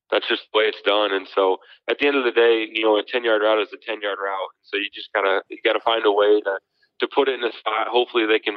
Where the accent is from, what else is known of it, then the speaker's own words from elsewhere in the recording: Omaha, Nebraska, United States; moved away as an adult; also born or lived in Fargo, North Dakota; growing up in Omaha